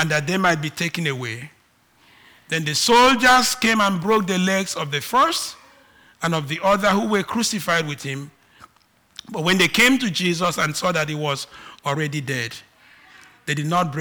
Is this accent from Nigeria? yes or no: yes; Nigeria; accent: Nigerian; I am Nigerian, I have Nigerian accent